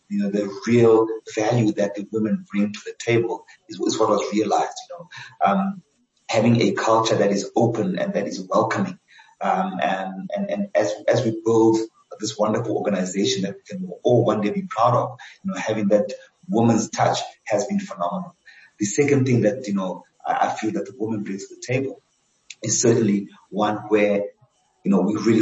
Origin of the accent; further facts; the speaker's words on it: Johannesburg, Gauteng, South Africa; also born or lived in Cape Town; I'm a Joburg boy. I was actually born and I grew up in Soweto